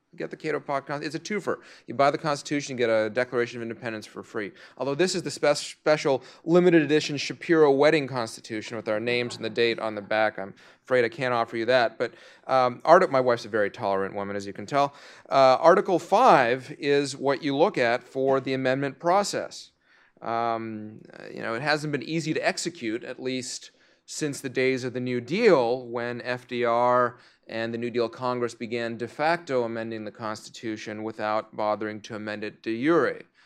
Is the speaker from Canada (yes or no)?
yes; Canada; now in United States; I'm Canadian, uh, as well